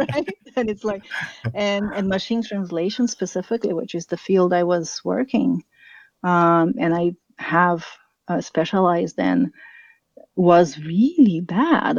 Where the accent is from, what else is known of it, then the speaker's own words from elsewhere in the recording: São Paulo, Brazil; moved away as an adult; also born or lived in Germany; now in United States; So I'm from Brazil. I'm from São Paulo, and I, I left Brazil when I was 19. So I mm. did up to high school in Brazil